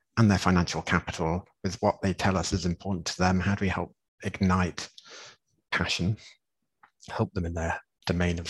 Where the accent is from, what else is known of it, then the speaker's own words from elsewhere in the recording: England, United Kingdom; moved away; I'm being English